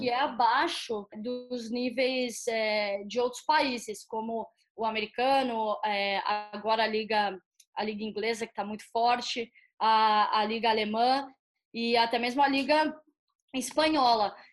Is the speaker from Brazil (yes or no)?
yes; Campinas, São Paulo, Brazil; moved away as an adult; also born or lived in Aguaí / United States; Eu sou de uma cidade pequena, né, do interior de São Paulo, Aguaí. É, cresci em Campinas, mas sou de Aguaí.